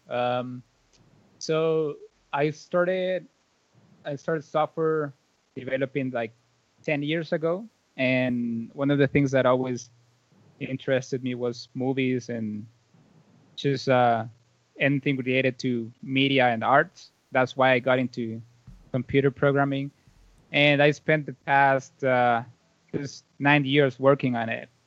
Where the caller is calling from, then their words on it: Valle de Angeles, Francisco Morazán, Honduras; Yeah, it's a small town called uh, Valle de Angeles. So um, in English, it's like a uh, Valley of Angels, and it's like 40 minutes away from the main city, the capital.